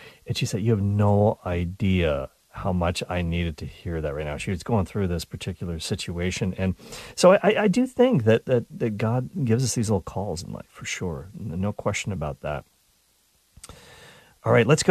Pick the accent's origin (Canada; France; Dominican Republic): Canada; I'm Canadian